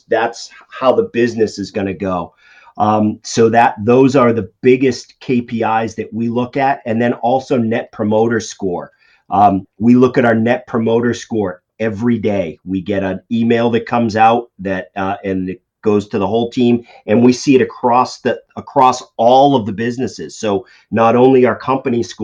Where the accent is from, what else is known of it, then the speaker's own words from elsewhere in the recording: Boston, Massachusetts, United States; if you can tell by my accent, I'm from the Boston area